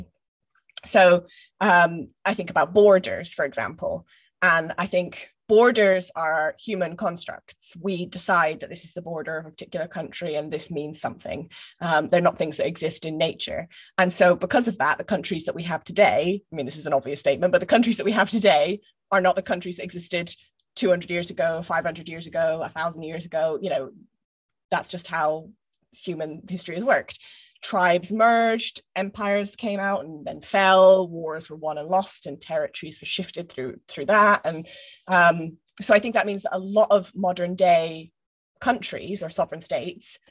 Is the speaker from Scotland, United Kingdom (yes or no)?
yes; Scotland, United Kingdom; my education as a Scottish person